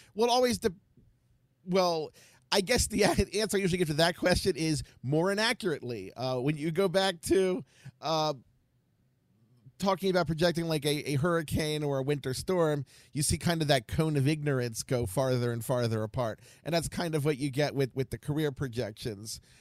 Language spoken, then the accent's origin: English; Baltimore, Maryland, United States; now in Ohio, United States; I am from Baltimore, but I live in Ohio